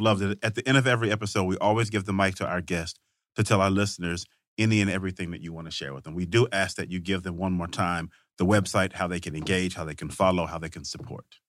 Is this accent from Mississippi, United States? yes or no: yes; Vicksburg, Mississippi, United States; I grew up in Vicksburg, Mississippi